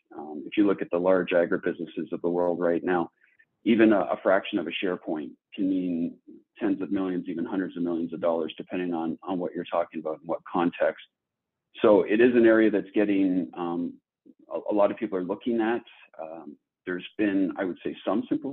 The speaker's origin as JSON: {"language": "English", "town": "Toronto", "region": "Ontario", "country": "Canada", "tie": "born or raised there", "also_born_or_lived": "Silicon Valley, California", "moved": "as an adult", "lives_now": "Minnesota, United States", "said": "I'm originally from Toronto, Canada, born and raised."}